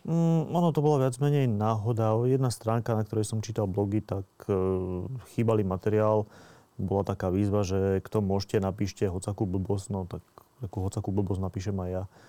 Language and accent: Slovak; Slovakia; moved away as an adult; also born or lived in Norway; som zo Slovenska preč